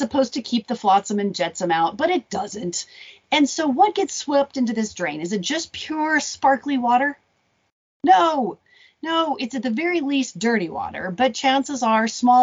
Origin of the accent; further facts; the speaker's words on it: Arizona, United States; I grew up in Arizona